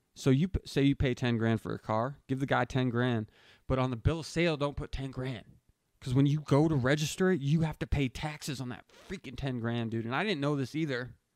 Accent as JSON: {"language": "English", "region": "New Hampshire", "country": "United States", "moved": "yes", "said": "I'm from New Hampshire"}